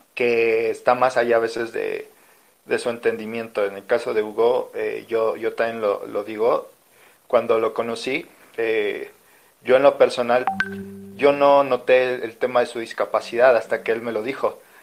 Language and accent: Spanish; Mexico City, Mexico; de la Ciudad de México